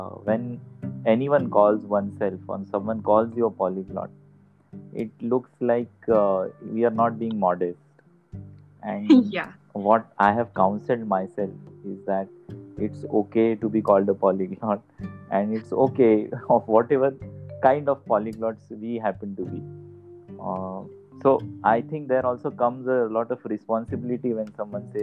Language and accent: English; Aurangabad, Maharashtra, India; first language Marathi; English is a second language; I grew up as a partly native speaker of Hyderabadi Dakhni Urdu